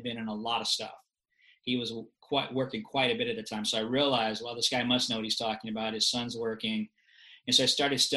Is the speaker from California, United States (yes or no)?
yes; Los Angeles, California, United States; I grew up in Los Angeles